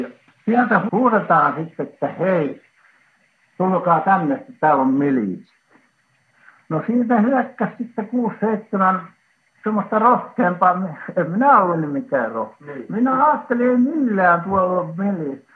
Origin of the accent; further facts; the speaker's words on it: Finland; now in Helsinki, Finland; mä olen kasvanut siinä, siinä Häsmäessä